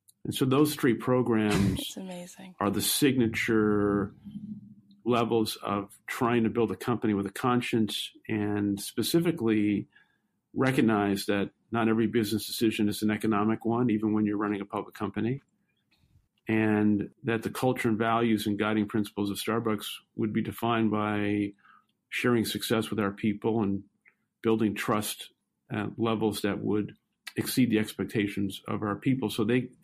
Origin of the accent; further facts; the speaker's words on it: New York City, New York, United States; I grew up in Brooklyn, New York, and lived most of my young adolescent and teenage life in public housing